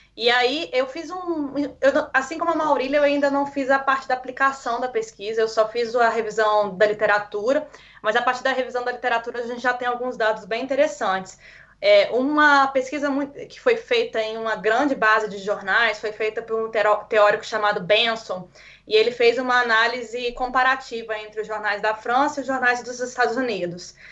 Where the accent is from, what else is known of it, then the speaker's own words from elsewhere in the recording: Minas Gerais, Brazil; moved away as an adult; eu vim de Minas Gerais